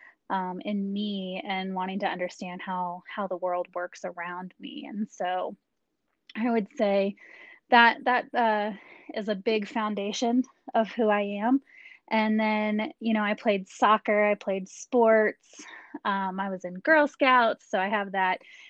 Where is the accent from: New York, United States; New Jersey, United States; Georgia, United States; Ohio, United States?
Ohio, United States; Dayton; So I grew up in Dayton, Ohio. My dad was in the Air Force, so he was stationed at Wright-Patterson Air Force Base